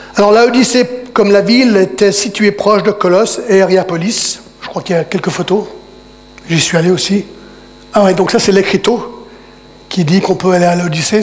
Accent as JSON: {"language": "French", "country": "United States", "moved": "yes", "lives_now": "Geneva, Switzerland", "said": "je parle en tant qu'Américain"}